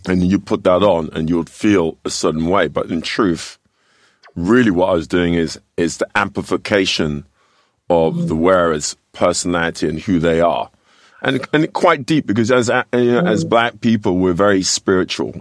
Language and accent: English; London, United Kingdom; moved away as an adult; now in United States; I grew up here in, in, in well, I was born in London